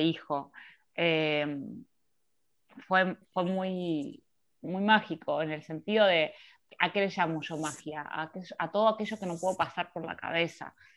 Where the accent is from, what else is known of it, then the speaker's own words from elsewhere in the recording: Mar del Plata, Buenos Aires Province, Argentina; moved away as an adult; now in Buenos Aires, Argentina; vivo en Capital Federal ya hace 11, pero efectivamente soy de Mar del Plata.